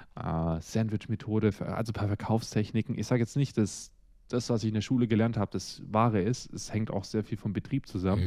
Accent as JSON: {"language": "German", "country": "Russia", "tie": "born or raised there", "moved": "yes", "lives_now": "Germany", "said": "Ich bin ja ursprünglich in Russland geboren"}